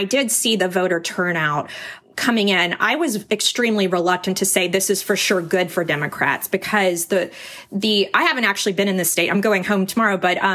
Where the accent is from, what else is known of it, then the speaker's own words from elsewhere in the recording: Fort Worth, Texas, United States; moved away as an adult; now in Washington, D.C., United States; my hometown of Fort Worth